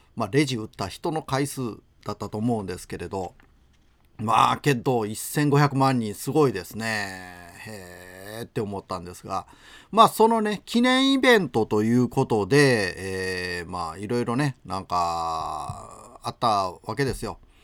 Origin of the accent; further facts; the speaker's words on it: Aki, Kochi, Japan; now in Imabari, Japan; 僕のふるさと、高知県、安芸市